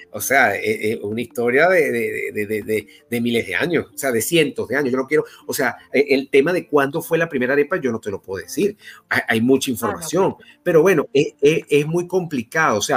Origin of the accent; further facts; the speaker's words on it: Basque Country, Spain; yo soy de, del País Vasco